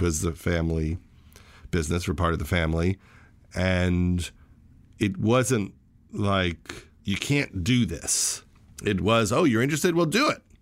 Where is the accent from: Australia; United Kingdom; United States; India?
United States; Syosset, New York; also born or lived in Flushing, Queens, New York; I was born in Flushing, New York, in Queens, but lived in the Syosset Woodbury area of Long Island